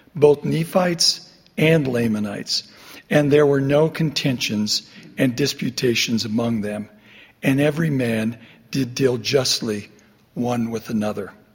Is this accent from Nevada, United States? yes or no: yes; Overton, Nevada, United States; my hometown of Overton, Nevada